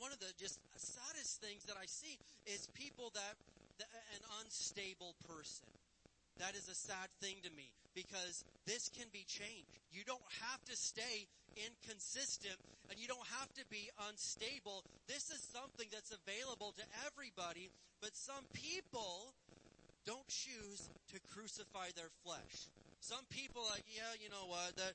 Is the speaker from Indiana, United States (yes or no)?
yes; Indiana, United States; I'm from Indiana